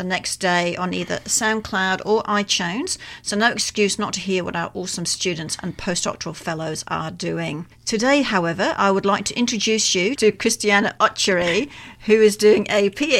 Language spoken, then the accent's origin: English; Australia; now in Canada; I'm not Canadian. I'm Australian.